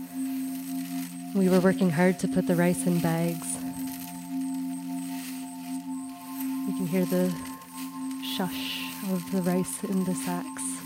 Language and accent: English; Toronto, Ontario, Canada; moved away as an adult; now in Peterborough, Canada; I grew up in Toronto